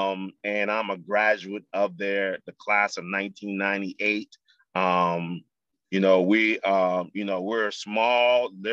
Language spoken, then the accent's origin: English; Charleston, South Carolina, United States; now in Columbia, United States; I am originally from Charleston, South Carolina.